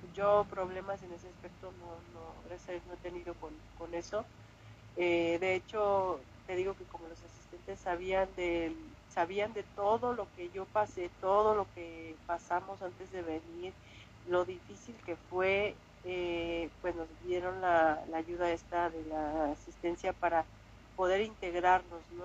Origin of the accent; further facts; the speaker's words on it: Mexico City, Mexico; moved away as an adult; now in Spain; yo soy mexicana